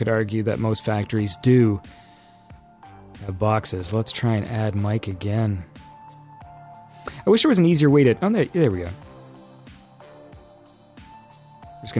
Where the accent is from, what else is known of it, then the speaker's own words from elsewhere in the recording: Canada; I'm Canadian